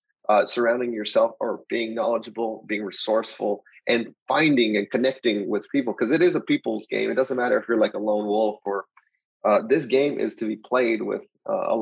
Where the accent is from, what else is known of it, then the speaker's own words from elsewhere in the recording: El Paso, Texas, United States; moved away as an adult; also born or lived in Austin, Texas / San Antonio, Texas; I'm originally from El Paso, Texas. And so basically just grew up just normal